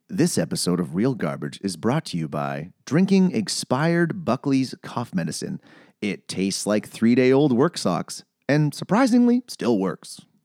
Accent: Canada; as a Canadian

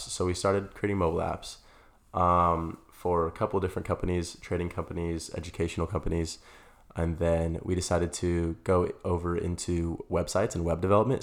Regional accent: Las Vegas, Nevada, United States; moved away as an adult; now in Arizona, United States; I'm originally from Las Vegas. I moved to Arizona about four years ago

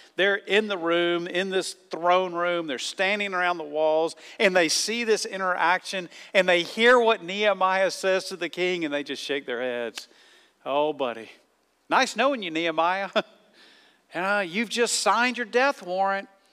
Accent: the South, United States; moved away; I grew up in the South

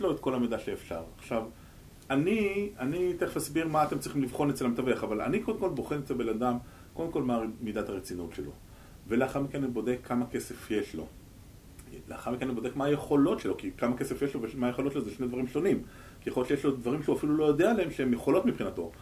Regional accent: Israel; אני ישראלי

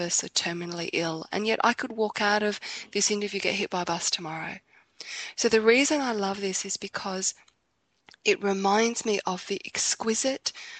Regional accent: Australia; I'm from Australia

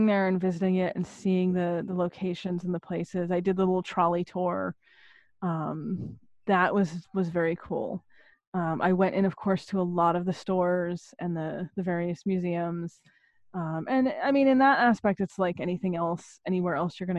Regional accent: Maine, United States; now in southeast New England, United States; I was born in Maine originally

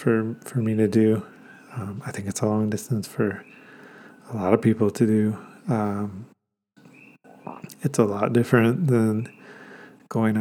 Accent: Georgia, United States; moved away; also born or lived in Atlanta, Georgia; This particular 100-miler takes place in my hometown, so it was all together, kind of like, you know, going back to see my family, going back to see my friends from high school, getting to see the town that I spent my high school years

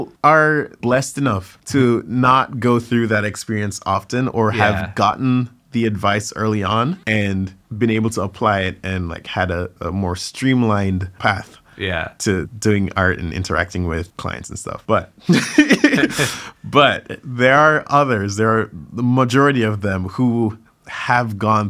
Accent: Jamaica; now in United States; a lot of people who knew me growing up in Jamaica would not necessarily associate me with dancing or see me as the dancer person.

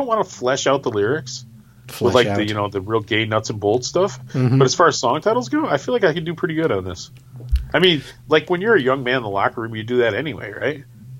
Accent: Wisconsin, United States; moved away; I grew up in Wisconsin and my family was in Michigan.

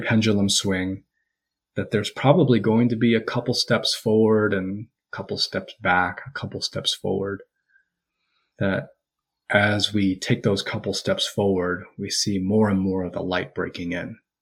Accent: United States; I'm Korean American

